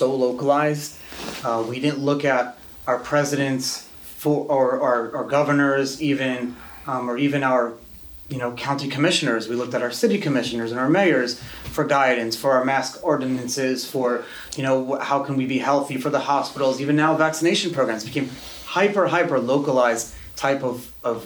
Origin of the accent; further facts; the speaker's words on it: New York, United States; I grew up in New York